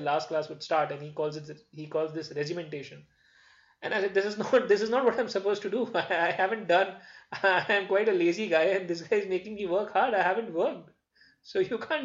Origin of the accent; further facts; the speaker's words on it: Jodhpur, Rajasthan, India; moved away as an adult; now in Delhi, India; I grew up at Jodhpur. All my schooling was at Jodhpur.